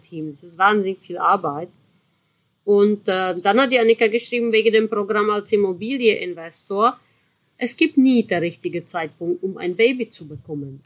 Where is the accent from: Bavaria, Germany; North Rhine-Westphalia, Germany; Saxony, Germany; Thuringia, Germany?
Saxony, Germany; Chemnitz area; so bei meiner Heimat, ne? so Chemnitzer Ecke